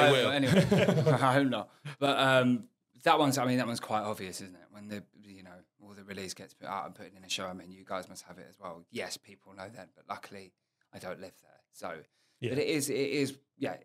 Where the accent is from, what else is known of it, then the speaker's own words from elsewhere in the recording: Enfield, London, United Kingdom; I grew up in Enfield, which is just sort of outside of Tottenham and Edmonton in northeast London.